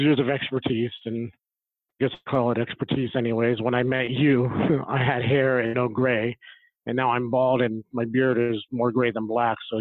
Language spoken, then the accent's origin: English; Las Vegas, Nevada, United States; moved away; also born or lived in Phoenix; I grew up in Vegas